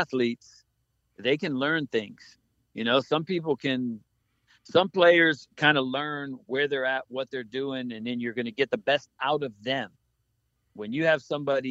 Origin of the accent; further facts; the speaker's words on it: Key West, Florida, United States; we grew up in Key West